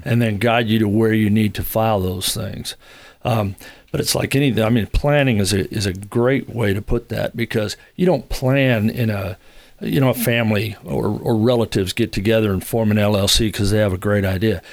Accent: Long Beach, California, United States; moved away as an adult; now in Huntsville, United States; originally from Southern California, from Long Beach, and, uh, didn't leave there till I was about thirty

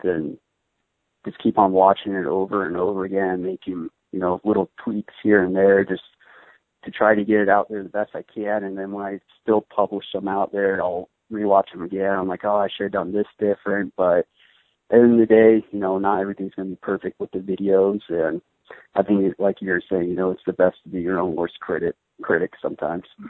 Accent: Arizona, United States; I grew up in Arizona

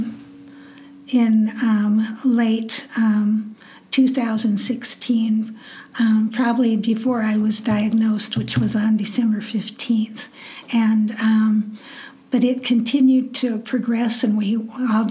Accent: Nebraska, United States; I grew up in Nebraska and went to the University of Nebraska at Lincoln

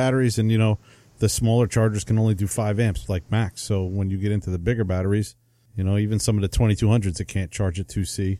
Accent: Oak Ridge, New Jersey, United States; Because I'm from Oak Ridge, so I went to West Milford High School.

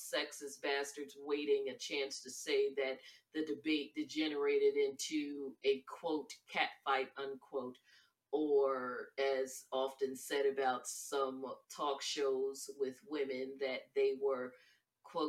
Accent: Northeast, United States; I am from the Northeast

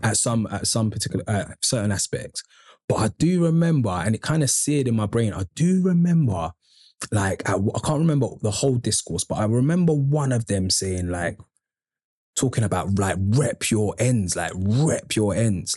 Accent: London, United Kingdom; I grew up on Andover Estate

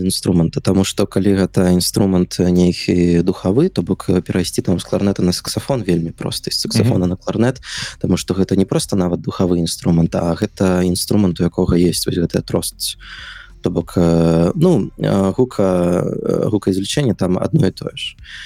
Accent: Minsk, Belarus; я нарадзіўся ў Мску ўсё сваё жыццё пражыў Мску

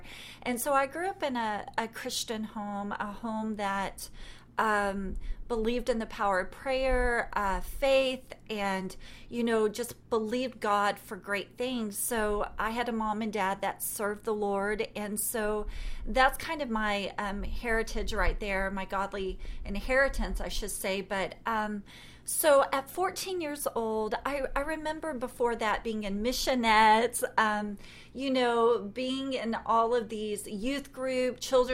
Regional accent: Texas, United States; I'm from Texas

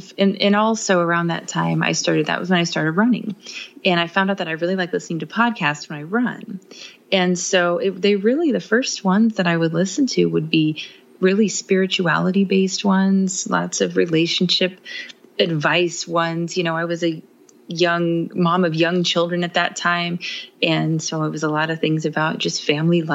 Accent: Midwest, United States; we are from the Midwest

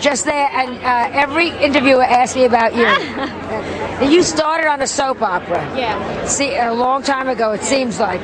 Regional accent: Australia; I am Australian

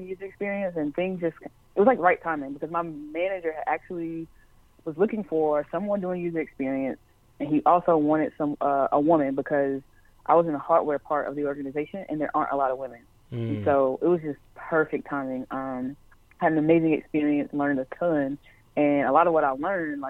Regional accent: Charlotte, North Carolina, United States; I'm from Charlotte

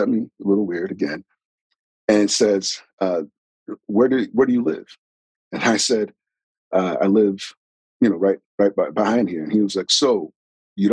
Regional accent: New York, United States; I'm originally from New York

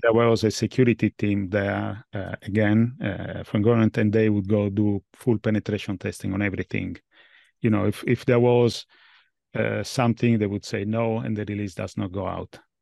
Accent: Italy; moved away as an adult; now in London, United Kingdom; I was born in Italy at least, but I'm based in London

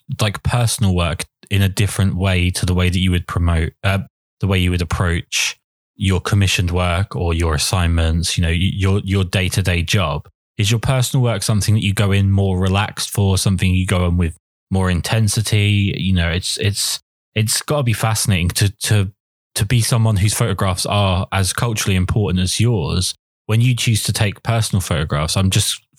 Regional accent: England, United Kingdom; I'm from England and I don't live in London

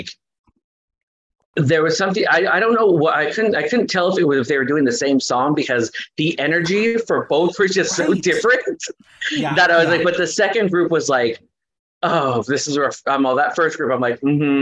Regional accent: Los Angeles, California, United States; I grew up in East Los Angeles.

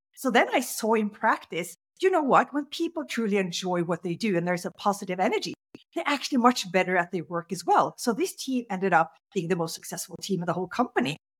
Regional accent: Norway; I grew up in Norway

